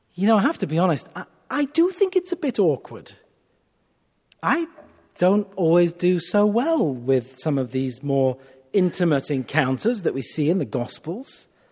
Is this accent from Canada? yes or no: no; United Kingdom; I'm a Brit